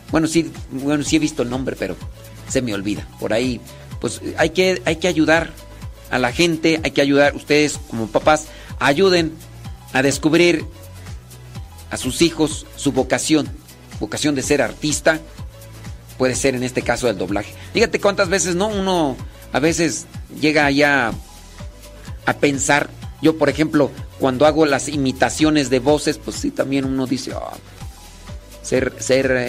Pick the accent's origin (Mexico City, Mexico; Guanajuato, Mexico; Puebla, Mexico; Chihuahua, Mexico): Guanajuato, Mexico; Acámbaro; Yo también soy ahí de, de Acámbaro, Guanajuato. Salud, salud de Acámbaro, Guanajuato.